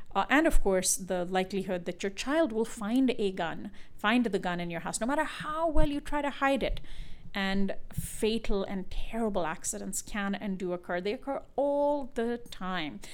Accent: India; moved away; I'm from India.

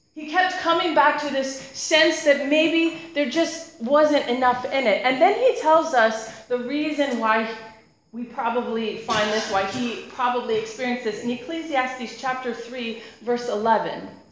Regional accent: United States; now in United Kingdom; As an American

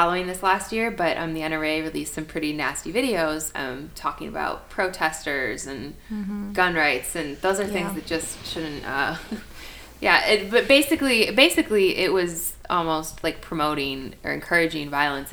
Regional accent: Milwaukee, Wisconsin, United States; I'm from Milwaukee

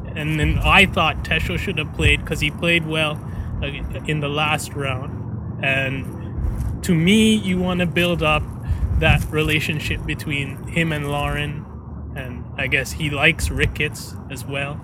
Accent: Canada; I'm Canadian

